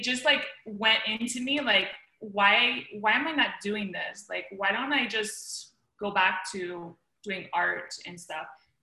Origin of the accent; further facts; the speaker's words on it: the Florida Keys, United States; also born or lived in Miami, Florida; I was born in Miami, but I grew up in the Keys